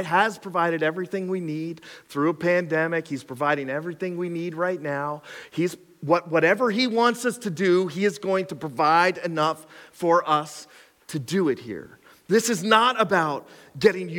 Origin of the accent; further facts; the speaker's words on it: Cressona, Pennsylvania, United States; I grew up in Cresona